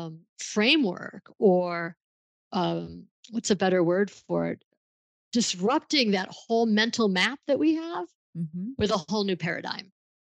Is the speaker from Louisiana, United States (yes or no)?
no; Buffalo, New York, United States; I grew up in Buffalo, New York, where Niagara Falls is